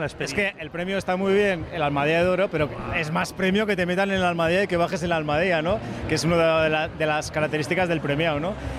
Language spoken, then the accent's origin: Spanish; Navarre, Spain; soy muy navarro y muy osasunista